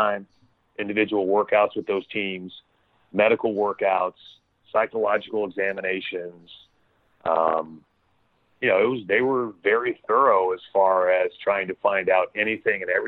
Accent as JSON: {"language": "English", "region": "Florida", "country": "United States", "tie": "born or raised there", "said": "I grew up in Florida"}